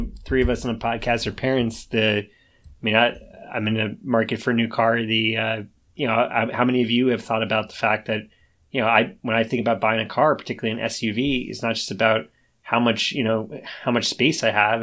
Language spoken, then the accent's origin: English; United States; as an American